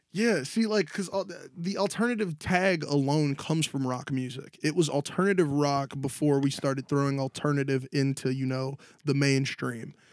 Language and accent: English; Chicago, Illinois, United States; we're from Chicago